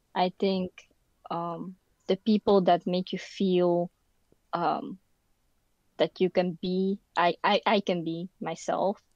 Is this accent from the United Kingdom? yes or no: no; Netherlands; English is a second language; also born or lived in Philippines; I was born in the Philippines, and then I guess when I was around like four or something, I came here, the Netherlands. Um, and yeah, so I pretty much grew up here